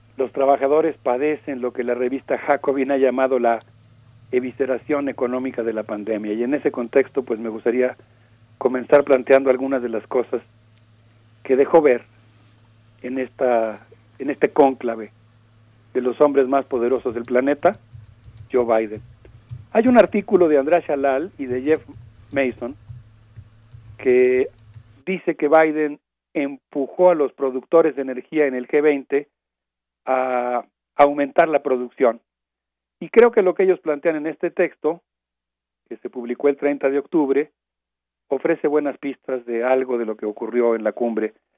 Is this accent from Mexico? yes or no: yes; Mexico; como comunidad universitaria y como sociedad mexicana